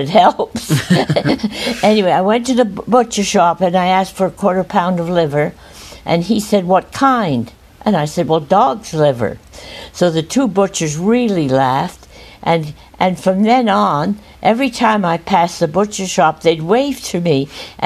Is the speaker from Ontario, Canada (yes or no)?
no; Montreal, Quebec, Canada; I was born in Montreal